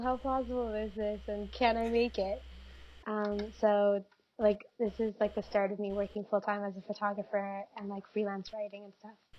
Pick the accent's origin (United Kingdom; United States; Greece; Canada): Canada; I'm first generation Canadian.